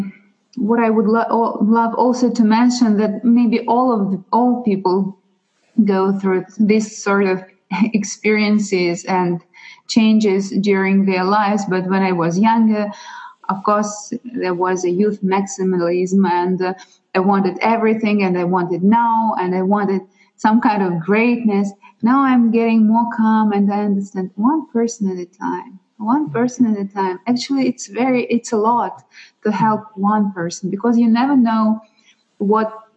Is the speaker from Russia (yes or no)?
yes; Russia; accent: Russian and Ukrainian; English is a second language; moved away; also born or lived in Ukraine; Originally, I'm from Russia. So if somebody is curious about my accent, it's from Russia and from Ukraine.